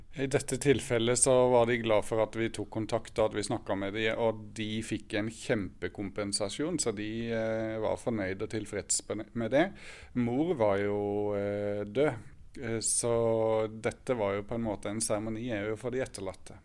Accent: Sørlandet, Norway; now in Oslo, Norway; født og oppvokst på Sørlandet

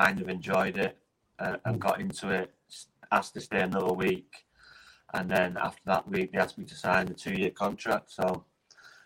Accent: Salford, North West England, United Kingdom; also born or lived in Cardiff; born in Cardiff, but you know, I've lived in Salford for 40 years, so this is where I've grown up.

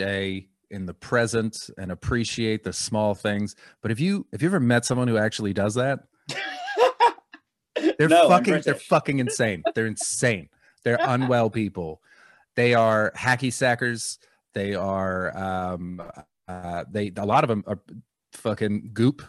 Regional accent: Vancouver, British Columbia, Canada; now in London, United Kingdom; I'm from Vancouver

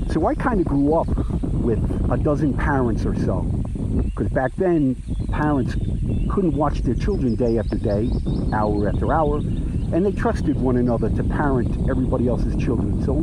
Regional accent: Jersey City, New Jersey, United States; I grew up in a town on the Hudson River, Jersey City, New Jersey, which is the second largest city in New Jersey, and it shares the border of the Hudson River with downtown Manhattan.

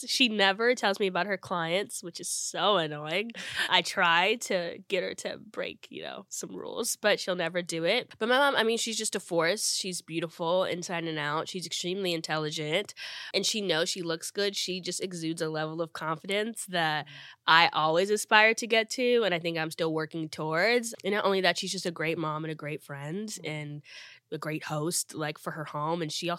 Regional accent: New Jersey, United States; also born or lived in Akron, United States; New Jersey. I lived there since I was 10. I'm originally from Akron, Ohio. I was born in the same hospital as LeBron James and Steph Curry.

